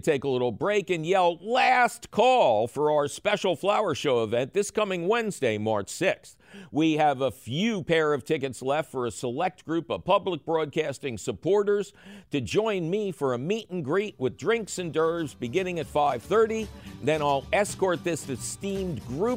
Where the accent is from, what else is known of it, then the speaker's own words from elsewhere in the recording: Philadelphia, Pennsylvania, United States; I grew up in Philadelphia